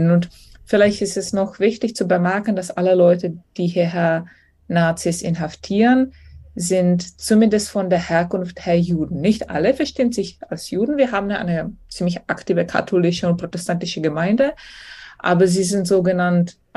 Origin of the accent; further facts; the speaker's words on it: Czechia; ich bin Tschechin und ich freue mich natürlich, wenn ich ein bisschen Nationalstolz zeigen kann.